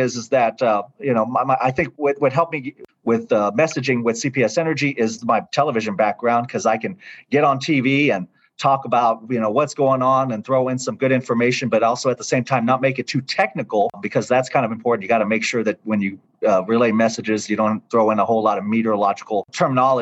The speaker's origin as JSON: {"language": "English", "town": "San Antonio", "region": "Texas", "country": "United States", "tie": "born or raised there", "also_born_or_lived": "Oklahoma City / Tyler, Texas / Victoria, Texas", "moved": "as an adult", "said": "San Antonio is home for me. This is my hometown. This is where I grew up"}